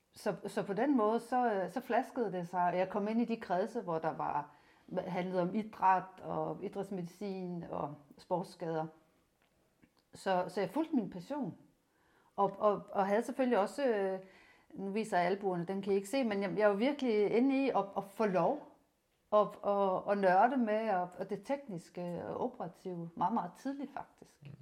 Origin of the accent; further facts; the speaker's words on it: Rønne, Capital Region of Denmark, Denmark; moved away as an adult; also born or lived in Odense; gymnasiet i Rønne. Jeg er Bornholmer